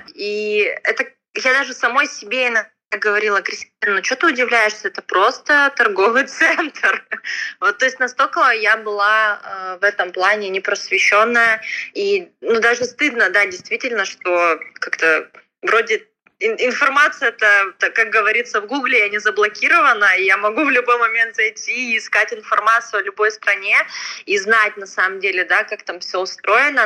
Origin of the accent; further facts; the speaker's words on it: Khabarovsk, Khabarovsk Krai, Russia; moved away as an adult; now in Iran; Я сама с Дальнего Востока, из города Хабаровска